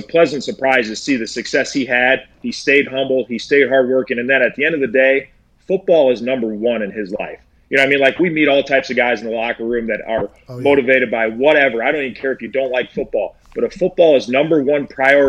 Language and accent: English; Iowa, United States; moved away; I'm from Iowa